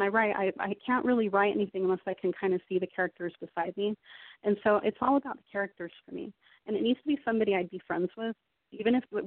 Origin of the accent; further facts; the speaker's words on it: Salt Lake City, Utah, United States; moved away; I'm from Salt Lake City originally in Utah. But I've traveled quite a lot in the military.